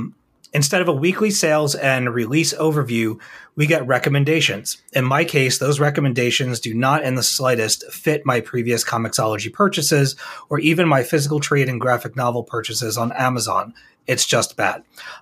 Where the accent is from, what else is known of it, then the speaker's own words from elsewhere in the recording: Austria; English is a second language; Since I am from Austria and living here, I wanted to provide you with an international perspective.